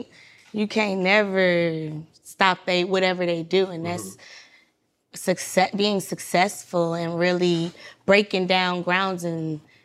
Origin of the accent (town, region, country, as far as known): Atlanta, Georgia, United States; born or raised there